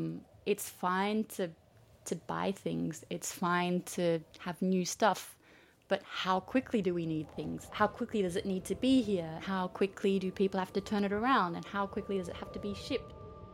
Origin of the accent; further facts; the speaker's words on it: Australia; also born or lived in Switzerland; now in France; I was born in Switzerland, grew up in Australia, and now live between Paris and Zurich.